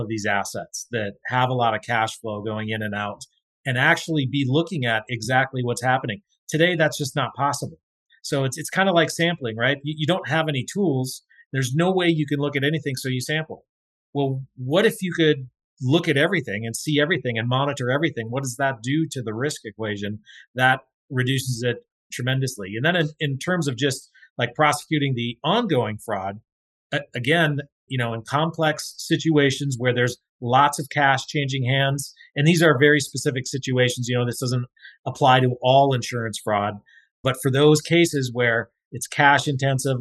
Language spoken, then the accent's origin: English; North Dakota, United States; I grew up in North Dakota